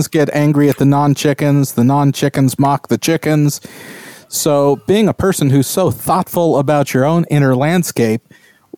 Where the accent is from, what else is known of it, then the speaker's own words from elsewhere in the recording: California, United States; this California boy